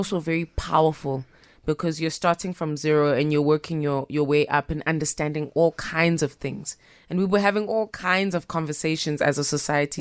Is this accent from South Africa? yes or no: yes; Pietermaritzburg, KwaZulu-Natal, South Africa; also born or lived in Durban; I'm born in Durban and I was raised in Pietermaritzburg